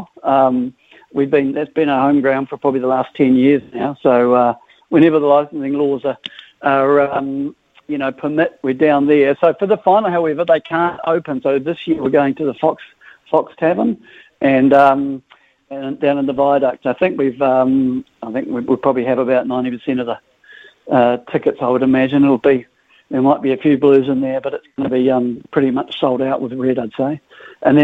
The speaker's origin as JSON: {"language": "English", "country": "New Zealand", "tie": "born or raised there", "also_born_or_lived": "Liverpool", "accent": "New Zealand", "said": "I came out here when I was young, so... So I'm a Kiwi"}